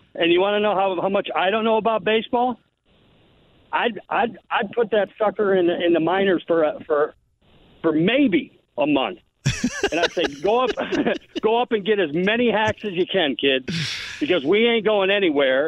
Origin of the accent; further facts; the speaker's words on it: Detroit, Michigan, United States; I wasn't a huge Tiger fan growing up in the Detroit area